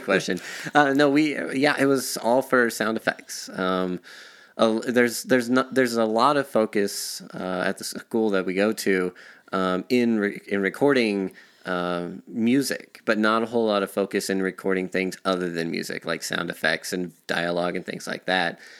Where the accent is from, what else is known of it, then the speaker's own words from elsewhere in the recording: Artesia, New Mexico, United States; now in Denver, United States; I was uh, practically born and raised in New Mexico